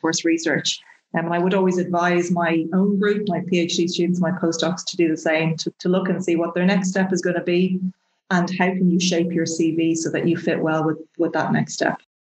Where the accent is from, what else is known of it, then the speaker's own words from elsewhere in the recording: Dublin, Leinster, Ireland; also born or lived in Nottingham; I'm from Dublin. My family, any family that I had left, were here in Dublin